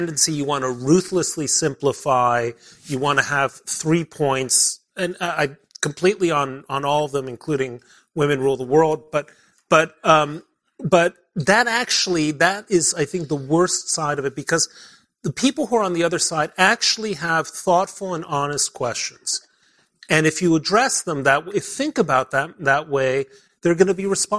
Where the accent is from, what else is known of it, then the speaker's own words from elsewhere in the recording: Mexico City, Mexico; also born or lived in Belgium / Britain / Middle East / Germany; now in United States; I grew up in Mexico City